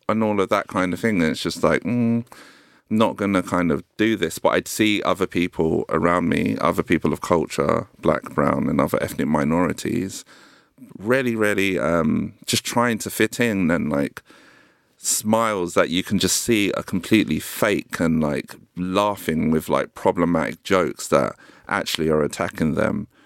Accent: London, United Kingdom; I grew up in South Norwood

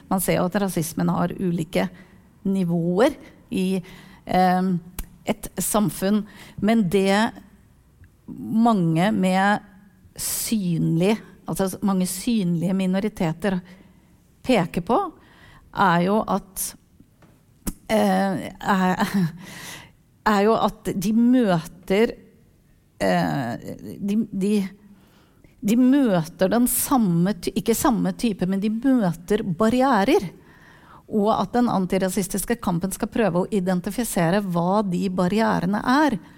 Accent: Turkey; Norwegian is a second language; now in Norway; Jeg er fra Tyrkia

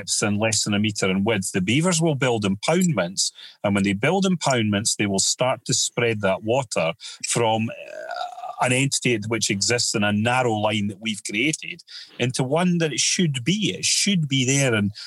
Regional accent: United Kingdom; we're just born and we're British

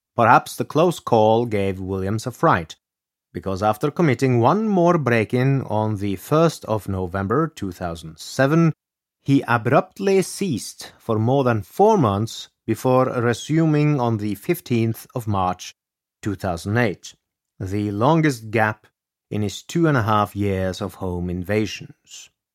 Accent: Norway; reminds me of my home country of Norway

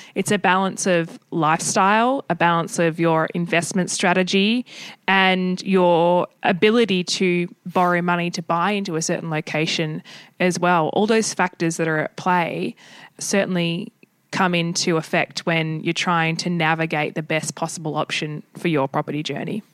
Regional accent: Australia; us as Aussie

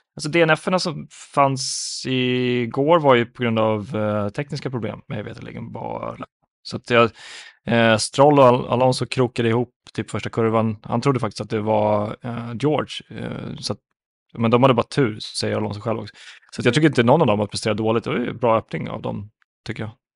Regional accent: Finland; jag som finne

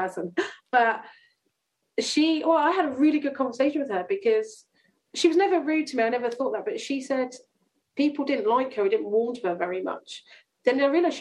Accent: Chandler's Ford, South East England, United Kingdom; I grew up in Chandler's Ford

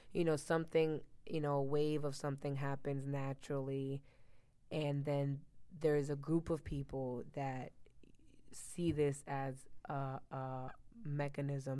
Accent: Miami, Florida, United States; also born or lived in New Jersey; I was raised in Miami.

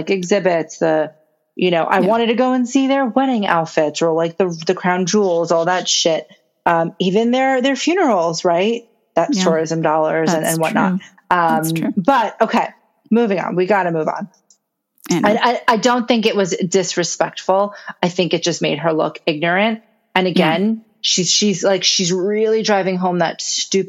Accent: United States; as an American

